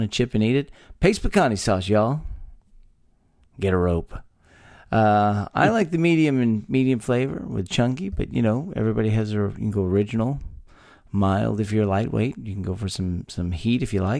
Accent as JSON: {"language": "English", "region": "Texas", "country": "United States", "tie": "born or raised there"}